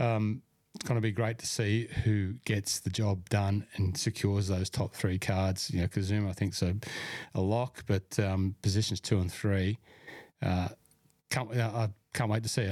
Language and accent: English; Cessnock, New South Wales, Australia; moved away; my hometown